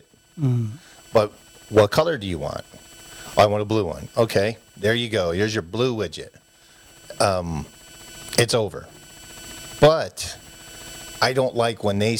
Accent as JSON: {"language": "English", "region": "East Coast", "country": "United States", "tie": "born or raised there", "moved": "yes", "said": "when I was a kid, you know, growing up on the East Coast"}